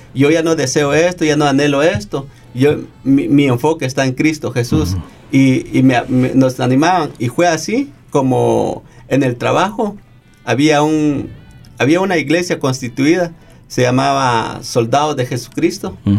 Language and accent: Spanish; Guatemala; now in Australia; soy de Guatemala